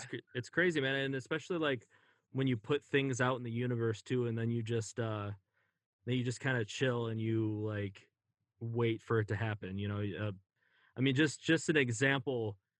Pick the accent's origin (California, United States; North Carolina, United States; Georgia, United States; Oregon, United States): California, United States; now in Minnesota, United States; I was mad at my parents for moving me to Minnesota because we're from California. And I was always so nostalgic for California.